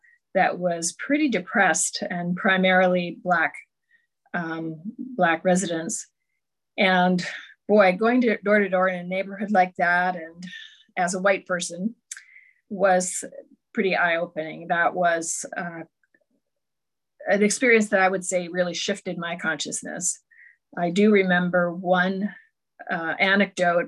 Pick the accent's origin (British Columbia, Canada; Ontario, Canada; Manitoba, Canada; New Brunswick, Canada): Ontario, Canada; just outside Toronto; I was born in just outside Toronto, grew up there.